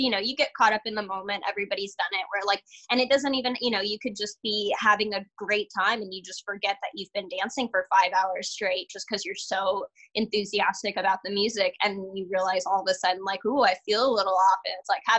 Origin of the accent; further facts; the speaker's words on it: California, United States; I'm from California, born and raised, so I've never really been outside of the state, like living wise